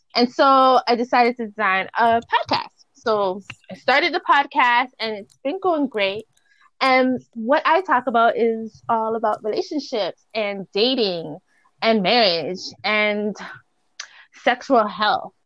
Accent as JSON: {"language": "English", "town": "Toronto", "region": "Ontario", "country": "Canada", "said": "I'm from Toronto, so I'm up north."}